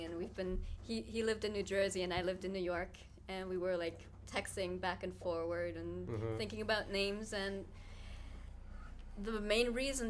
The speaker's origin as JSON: {"language": "English", "country": "Germany", "tie": "born or raised there", "also_born_or_lived": "Stuttgart, Baden-Württemberg / Bavaria", "first_language": "German", "second_language": "English", "moved": "as an adult", "lives_now": "United States", "said": "I'm actually from Germany"}